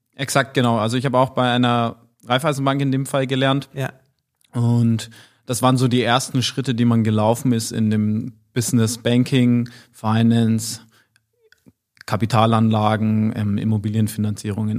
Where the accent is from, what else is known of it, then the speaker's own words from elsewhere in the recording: Nuremberg area, Bavaria, Germany; moved away; sehr verwurzelt noch mit meiner Heimat bin und ähm, Familie, Freunde, Verwandte in der Regel alle dort zu Hause sind